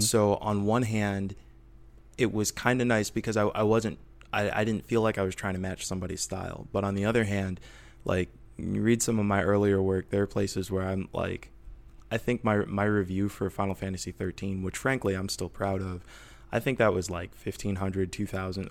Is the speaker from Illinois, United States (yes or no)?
yes; Rockford, Illinois, United States; now in Portland, United States; I'm from Northern Illinois originally, and, uh, I was, uh, uh, raised in, uh, Rockford